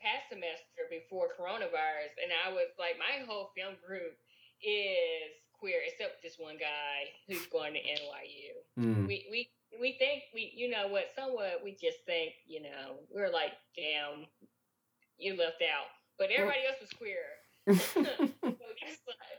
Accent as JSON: {"language": "English", "town": "Bayou La Batre", "region": "Alabama", "country": "United States", "tie": "born or raised there", "said": "I grew up in Bayou LaBatchery, Alabama."}